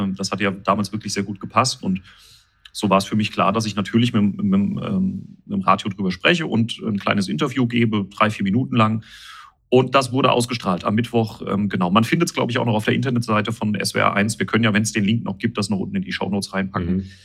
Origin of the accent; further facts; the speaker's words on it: Winterbach, Rhineland-Palatinate, Germany; meine Heimatgemeinde Winterbach